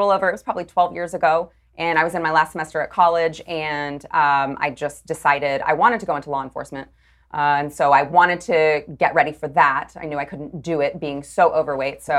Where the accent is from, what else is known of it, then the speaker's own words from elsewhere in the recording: North Carolina, United States; I come from North Carolina, and there are a lot of people in that area who I think take the Constitution too serious.